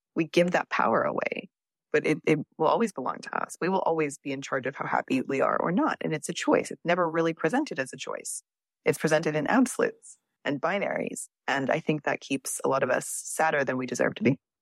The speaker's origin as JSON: {"language": "English", "region": "Texas", "country": "United States", "said": "I'm from Texas"}